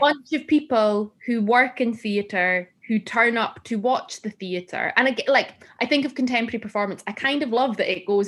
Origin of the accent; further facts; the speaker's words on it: Gretna, Scotland, United Kingdom; I'm from Gretna